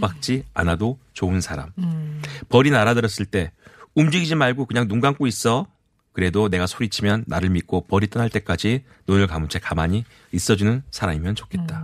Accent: Mokpo, South Jeolla, South Korea; 저도 고향이 목포로 앞에가 이 수평선이 안 보이는 바다예요

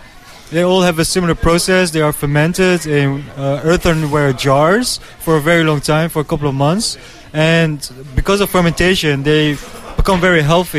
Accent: Netherlands; now in South Korea; I'm from the Netherlands. I'm studying at Dongguk, Master of Business Administration.

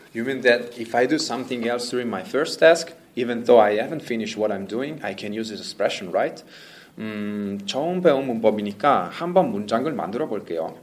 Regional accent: Italy; Korean is a second language; moved away as an adult; now in Seoul, South Korea; 저는 이탈리아에서 온

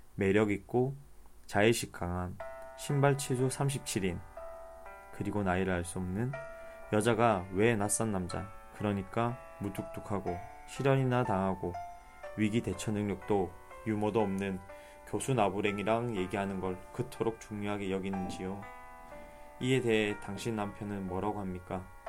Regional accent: Busan, South Korea; moved away; 저는 부산, 제 고향 부산으로 떠납니다

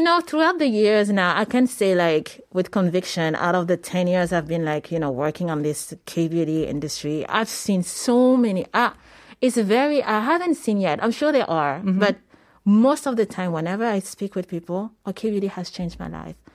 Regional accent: Paris, Île-de-France, France; moved away as an adult; also born or lived in Senegal / New York; I'm originally from Senegal. Mm-hmm and I was born in Paris.

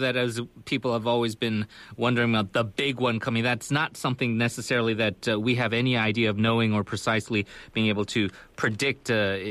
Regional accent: California, United States; now in Korea; I'm from California, so for people like us, for people who live in Japan or these various places, a lot of times you get a couple of tremors, and it's not that big a deal.

